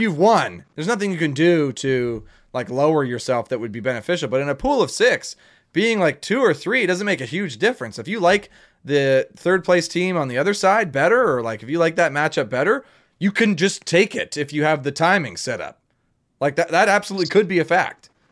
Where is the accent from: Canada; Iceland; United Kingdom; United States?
Canada; we're Canadian, eh? Like we can handle the cold